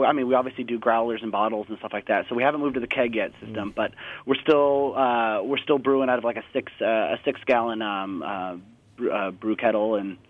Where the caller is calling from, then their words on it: Seattle, Washington, United States; I'm actually over here in Seattle, Washington.